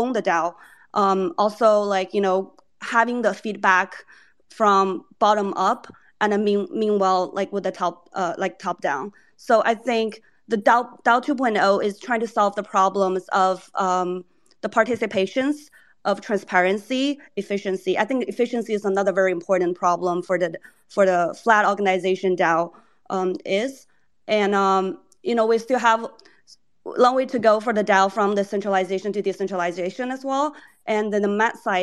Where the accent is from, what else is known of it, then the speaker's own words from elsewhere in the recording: China; moved away; I grew up in China for, you know, like over 10 years, 18 years, and having this bi language and understanding both culture of Asia and you know, Western culture